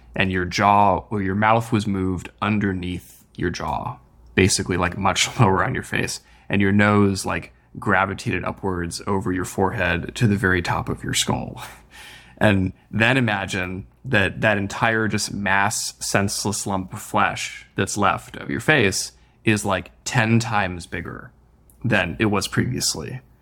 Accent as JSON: {"language": "English", "region": "Midwest", "country": "United States", "tie": "born or raised there", "moved": "as an adult", "lives_now": "California, United States", "said": "I grew up in the Midwest originally, so California was also kind of new to me."}